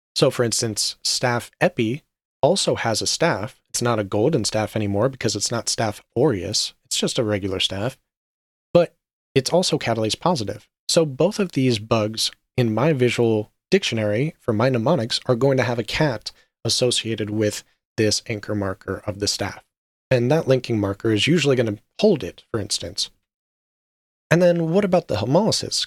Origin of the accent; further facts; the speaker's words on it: Las Vegas, Nevada, United States; I am a U S citizen and I was raised in Las Vegas for a large portion of my life